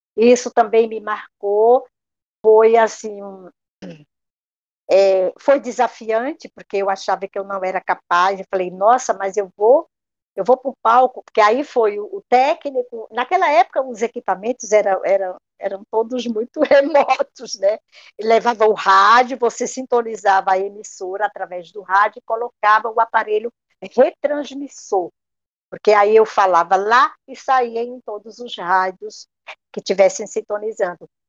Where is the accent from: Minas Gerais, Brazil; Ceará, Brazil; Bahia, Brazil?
Ceará, Brazil; Juazeiro do Norte; moved away; also born or lived in São Paulo; a gente retorna a Juazeiro, minha terra natal, minhas raízes